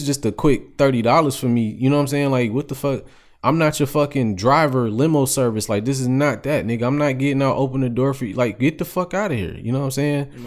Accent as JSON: {"language": "English", "country": "United States", "tie": "born or raised there", "said": "I grew up on the East Side. So, Eastland Mall was, like, my second home"}